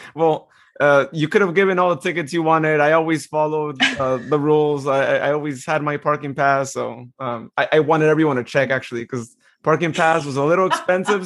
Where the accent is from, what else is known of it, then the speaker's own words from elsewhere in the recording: Turlock, California, United States; here in my hometown